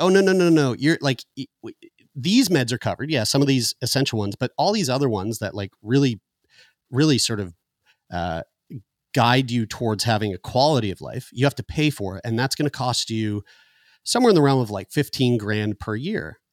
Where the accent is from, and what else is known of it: Halifax, Nova Scotia, Canada; born or raised there; also born or lived in St. John's, Newfoundland